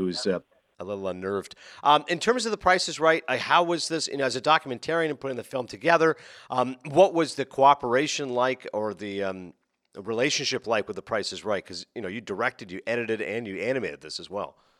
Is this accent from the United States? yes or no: no; Toronto, Ontario, Canada; moved away; being a Torontonian